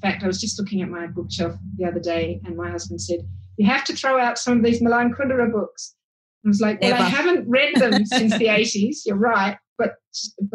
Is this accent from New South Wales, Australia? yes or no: yes; Sydney, New South Wales, Australia; I grew up in Hunters Hill, which is the lower north shore of Sydney